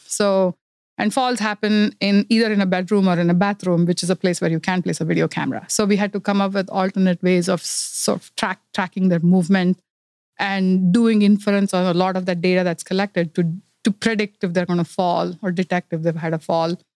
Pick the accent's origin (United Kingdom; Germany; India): India; moved away as an adult; also born or lived in Silicon Valley, California; now in Los Gatos, United States; I'm originally from India. I grew up in India and, uh, moved to United States about thirty years ago.